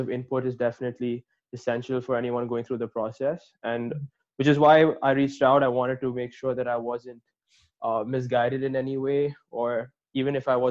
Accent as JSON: {"language": "English", "region": "Dubai", "country": "United Arab Emirates", "moved": "as an adult", "lives_now": "Illinois, United States", "said": "I'm from Dubai, and which is why I'm an international student, and I currently study at the University of Illinois"}